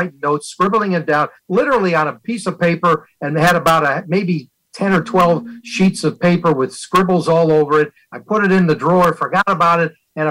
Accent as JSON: {"language": "English", "town": "Culver City", "region": "California", "country": "United States", "tie": "born or raised there", "also_born_or_lived": "Los Angeles, United States", "said": "I grew up in Culver City"}